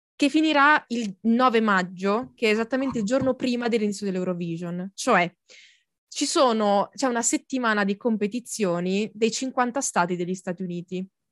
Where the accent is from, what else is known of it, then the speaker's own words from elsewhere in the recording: Lombardy, Italy; io proprio anche i bisnonni, i trisnonni, tutti lombardi